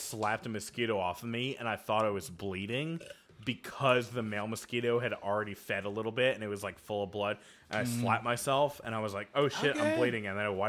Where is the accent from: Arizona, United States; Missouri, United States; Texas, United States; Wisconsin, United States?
Texas, United States; I'm from Texas, and I'm not brainwashed enough to be like, "Ooh, Texas is the best."